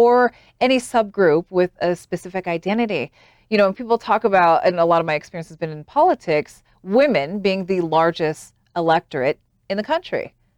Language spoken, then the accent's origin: English; Utah, United States; moved away as an adult; also born or lived in Washington, D.C.; growing up in a place like Utah